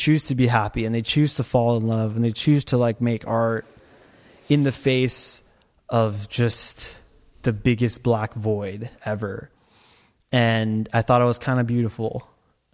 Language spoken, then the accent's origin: English; Torrance, California, United States; I was born in Torrance